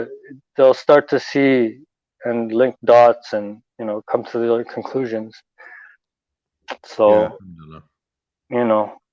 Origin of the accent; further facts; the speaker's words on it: Toronto, Ontario, Canada; I was born and raised here in Toronto.